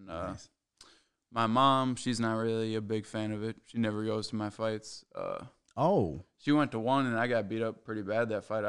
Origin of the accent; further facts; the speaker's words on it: Apple Valley, Minnesota, United States; Apple Valley, basically. That's where I grew up. That's where I went to high school and everything.